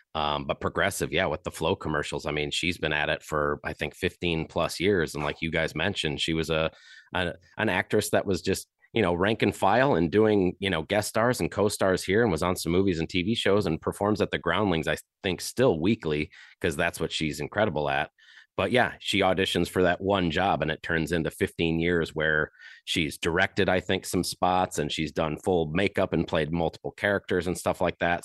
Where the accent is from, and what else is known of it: Chesterton, Indiana, United States; born or raised there